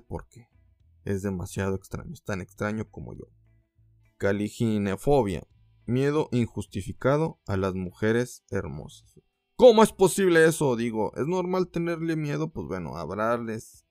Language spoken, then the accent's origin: Spanish; Mexico; como mexicano